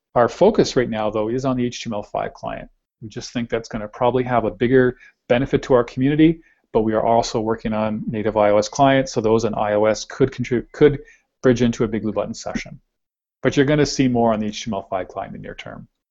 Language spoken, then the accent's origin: English; Canada; we're Canadian